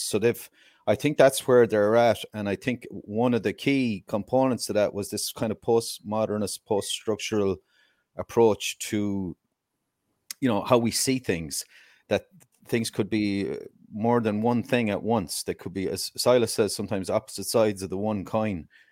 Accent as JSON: {"language": "English", "country": "Ireland", "said": "I'm Irish, obviously"}